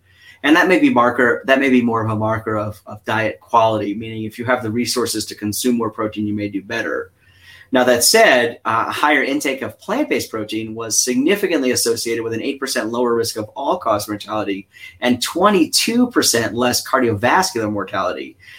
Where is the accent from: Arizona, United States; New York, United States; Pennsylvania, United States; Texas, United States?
New York, United States; accent: New York; I'm from New York originally, right? So the accent I grew up with was a very sort of intense accent. So now I'm much more neutral.